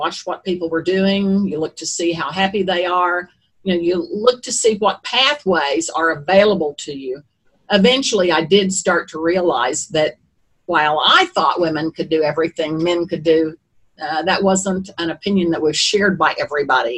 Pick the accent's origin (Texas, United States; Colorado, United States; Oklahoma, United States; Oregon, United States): Oklahoma, United States; Eufaula; I grew up in Eufaula, Oklahoma